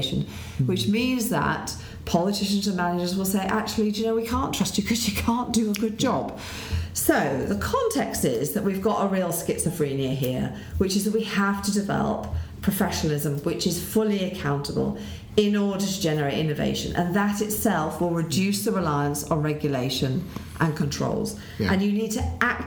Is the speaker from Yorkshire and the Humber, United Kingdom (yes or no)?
yes; Leeds, Yorkshire and the Humber, United Kingdom; So Leeds is my hometown